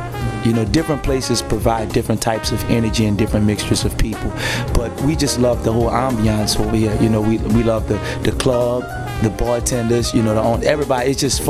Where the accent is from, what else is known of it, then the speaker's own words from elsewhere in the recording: New Orleans, Louisiana, United States; I'm from New Orleans